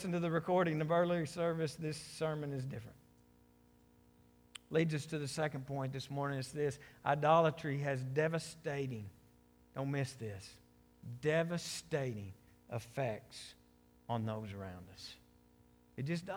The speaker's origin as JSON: {"language": "English", "country": "United States"}